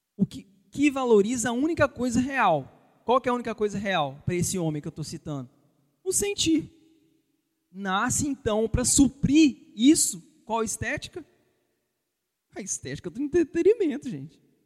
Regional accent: Brazil; vocês e eu, como brasileiros

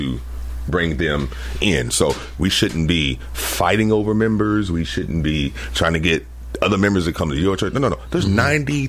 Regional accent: Columbia, United States; I grew up in Columbia.

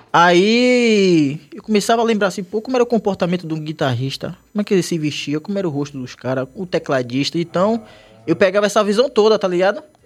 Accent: Salvador, Bahia, Brazil; eu morava na Liberdade, mas eu saí da Liberdade foi com, acho que com oito anos

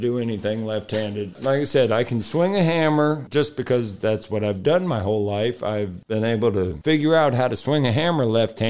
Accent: Tampa, Florida, United States; that's my hometown

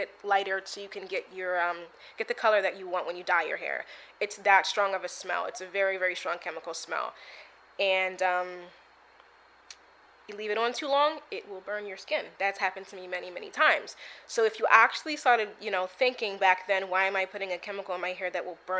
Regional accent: United States; I'm African American

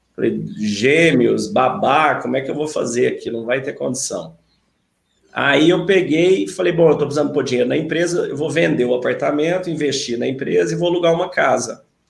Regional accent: Uberlândia, Minas Gerais, Brazil; moved away; also born or lived in São Paulo / São Carlos; eu sou de Uberlândia, é, minha família toda é de Uberlândia, mas a gente mudou para São Paulo há 30 anos

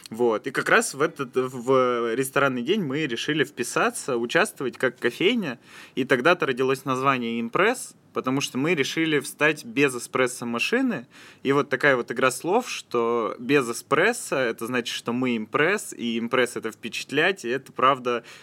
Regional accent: Yekaterinburg, Sverdlovsk Oblast, Russia; moved away as an adult; now in Saint Petersburg, Russia; Я …. Вот, э, …. И я приехал в Петербург из Екатеринбурга, чтобы учиться студентом

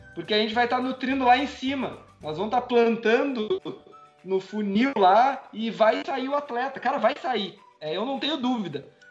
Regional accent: São Lourenço do Sul, Rio Grande do Sul, Brazil; Eu sou de São Lourenço

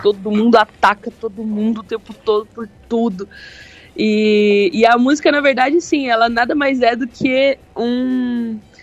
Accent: Londrina, Paraná, Brazil; eu sou de Londrina

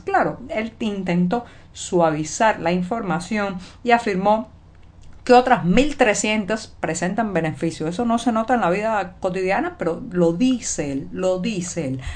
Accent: Cuba; also born or lived in Havana; cubana, periodista, ciudadana

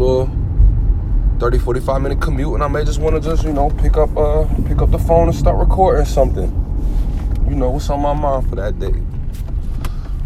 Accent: New Jersey, United States; moved away as an adult; also born or lived in Houston, Texas; now in Florida, United States; Living in Sunshiny, Florida. I hail from Jersey. Born in Houston, Texas. So got love for Texas, but you know I rep Jersey because that's where everything has happened, man, for me

